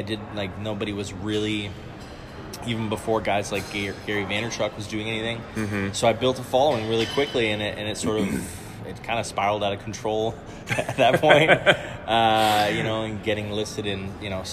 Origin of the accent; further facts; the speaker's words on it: Canada; moved away as an adult; also born or lived in Denmark; now in Copenhagen, Denmark; I'm originally Canadian, but I immigrated to Denmark about 10 years ago-ish